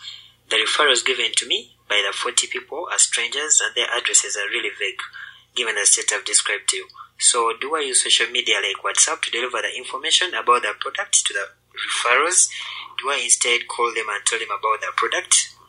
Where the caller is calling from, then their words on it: Kampala, Central Region, Uganda; from Alliance Motion Global, Kampala, Uganda.